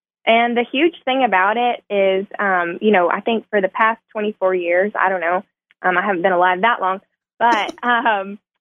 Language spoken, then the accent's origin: English; Little Rock, Arkansas, United States; now in Jonesboro, United States; I grew up in a big city